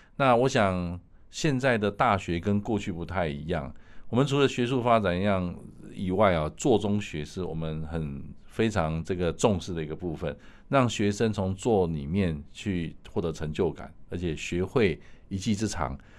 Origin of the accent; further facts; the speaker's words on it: Taiwan; 我们台湾人来在这部分有很大的潜力